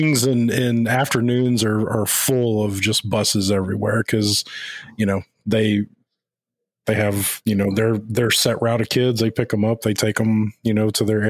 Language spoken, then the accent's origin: English; Houston, Texas, United States; I grew up in South Texas, you know, big metro area of Houston.